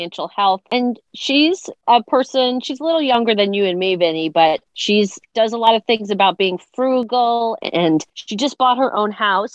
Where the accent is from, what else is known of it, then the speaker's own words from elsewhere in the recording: Long Island, New York, United States; we grew up on Long Island.